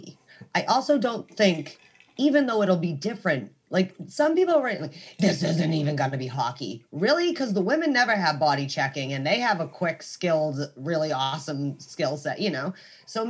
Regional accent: United States; I'm American

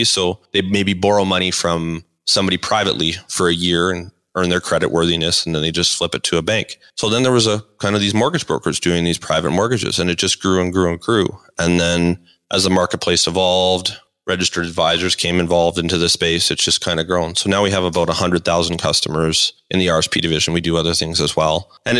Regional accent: Calgary, Alberta, Canada; So like most, you know, people that are born and raised in Calgary, my dad was in the oil and gas business

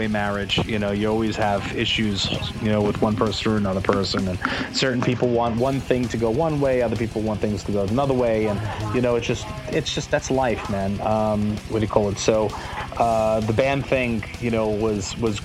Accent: Uniondale, New York, United States; I grew up in Uniondale, New York, and you know, I was the only white kid

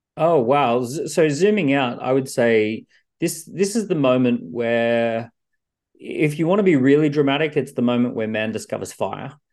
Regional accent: Australia; now in London, United Kingdom; I'm an Australian living in London

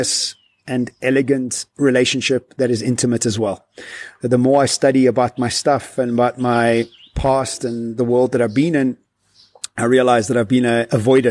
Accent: Johannesburg, Gauteng, South Africa; I come from Joburg, and in Joburg, everybody goes to work, to gym, and the draw.

